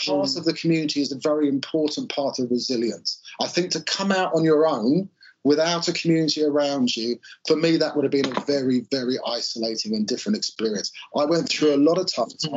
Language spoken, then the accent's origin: English; Bath, South West England, United Kingdom; my hometown of Bath